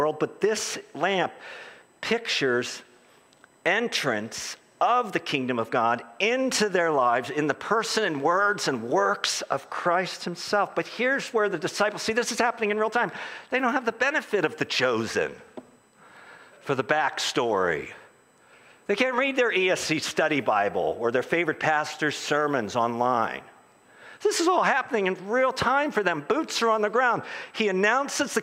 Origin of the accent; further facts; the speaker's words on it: United States; as an American evangelical